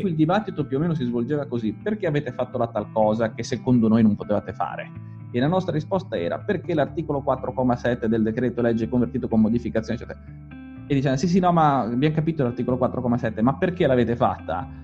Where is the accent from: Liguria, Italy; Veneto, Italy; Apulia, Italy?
Liguria, Italy; io dico sempre da Ligure